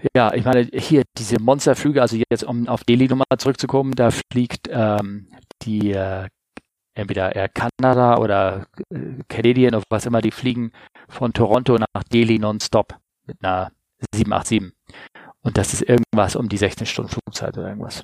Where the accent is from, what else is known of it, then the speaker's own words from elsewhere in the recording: Hamburg, Germany; meiner Heimat Hamburg